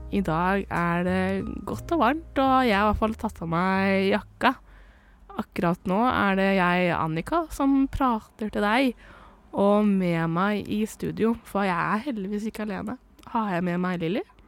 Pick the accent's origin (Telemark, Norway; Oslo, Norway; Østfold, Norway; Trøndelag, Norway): Østfold, Norway; Indre; jeg er fra Indre Østfold